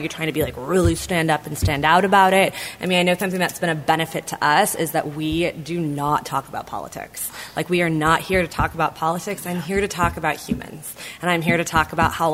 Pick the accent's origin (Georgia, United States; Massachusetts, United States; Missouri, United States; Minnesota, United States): Minnesota, United States; now in Berkeley, United States; I'm from Minnesota